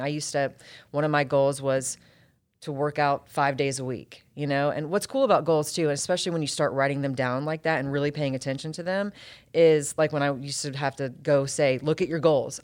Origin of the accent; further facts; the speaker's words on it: Roswell, Georgia, United States; also born or lived in Atlanta; born and raised in Atlanta, actually born in Roswell, at Northside Hospital. Grew up in Roswell